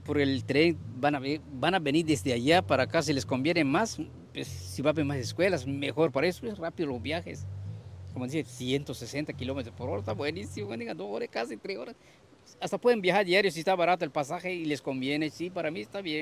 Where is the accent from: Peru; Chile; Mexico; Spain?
Mexico; Campeche; yo no soy de acá, yo vengo desde Campeche